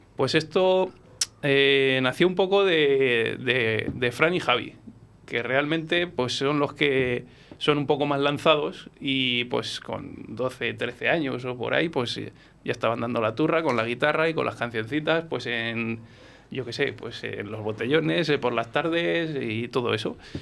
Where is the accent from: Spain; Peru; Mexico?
Spain; Coca, Castile and León; born or raised there; moved away as an adult; now in Valladolid, Spain